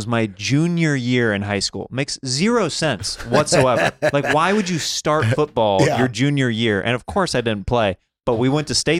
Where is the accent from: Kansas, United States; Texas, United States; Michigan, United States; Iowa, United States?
Kansas, United States; See, I'm from Kansas, so this is blowing my mind.